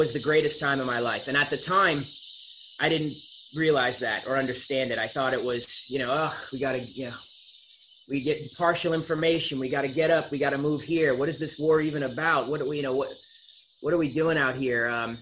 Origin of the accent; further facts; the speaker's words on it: Concord, Massachusetts, United States; I grew up in Massachusetts. I was born in the Concord area right outside of Boston